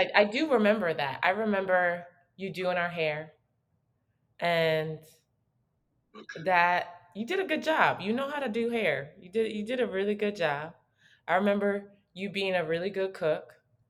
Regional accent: Nigeria; let alone us being Nigerian.

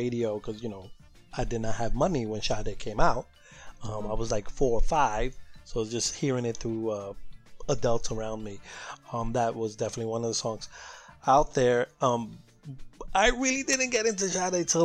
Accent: New York City, New York, United States; as a Latino growing up in New York City

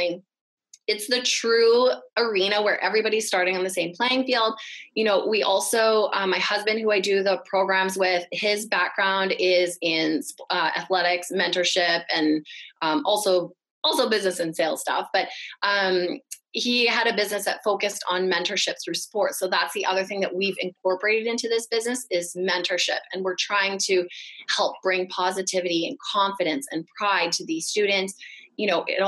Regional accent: Vancouver, British Columbia, Canada; moved away as an adult; also born or lived in Toronto, Canada; I grew up in Vancouver, when I moved out to Toronto for university

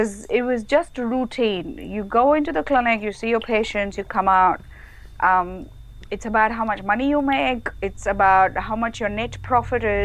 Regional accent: India; moved away as an adult; I grew up in India

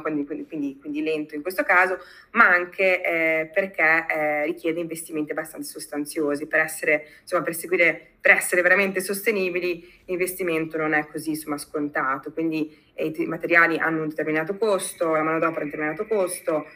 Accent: Modena, Emilia-Romagna, Italy; moved away as an adult; also born or lived in United States / Berlin; torno nel mio paese fondamentalmente, quindi a Modena, io sono, io sono modenese d'origine

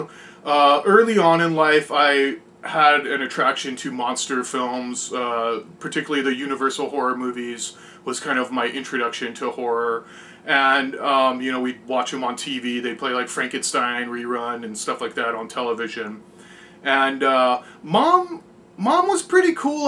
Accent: San Diego, California, United States; I was born in San Diego, California. I currently still live here, so born and raised, been here my entire life

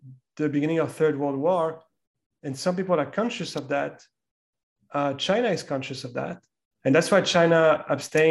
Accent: France; me growing up in France

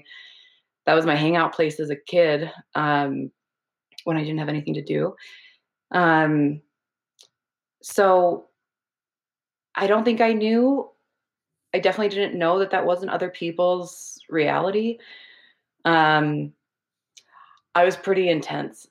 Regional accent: Minnesota, United States; I was brought up in Minnesota in a very white evangelical conservative family and community.

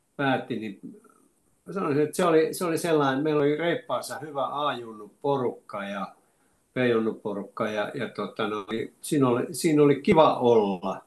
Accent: Lahti, Päijänne Tavastia, Finland; also born or lived in Oulu; me muutettiin Oulusta Lahteen, kun isä sai täältä, sai täältä tota noin sähköteknikon paikan ja mä olin seitsemänvuotias

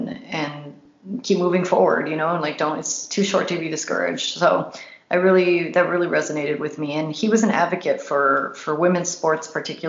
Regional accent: Los Angeles, California, United States; as a woman and as somebody growing up in Los Angeles

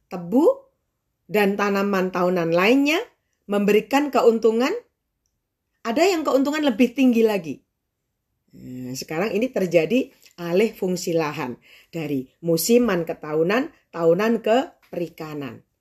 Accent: Tulungagung, East Java, Indonesia; Jadi di Tulungagung di kota saya, waktu itu tempat saya penelitian

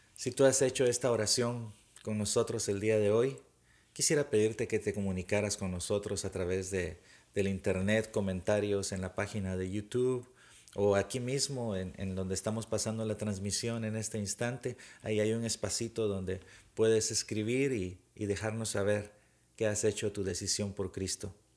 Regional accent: Guatemala; cuando estaba pequeño, tendría unos ocho años tal vez, eh, en Guatemala

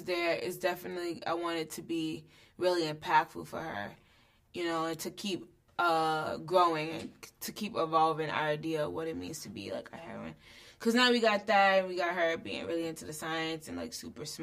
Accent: New York City, New York, United States; I was from Brooklyn

